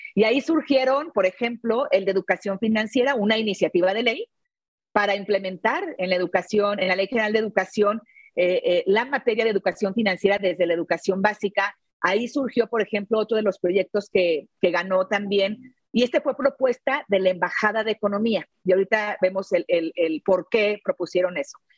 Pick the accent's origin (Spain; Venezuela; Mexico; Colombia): Mexico; León, Guanajuato; soy de León, Guanajuato